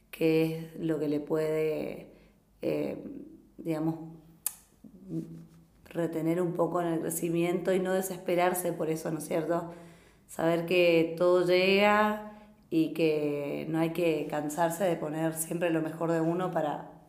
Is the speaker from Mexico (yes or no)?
no; San Javier, Misiones, Argentina; now in -; que allá en San Javier, que donde, de donde yo vengo, es un, género que gusta mucho, somos muy carnavaleros, estamos en la frontera con Brasil y nos criamos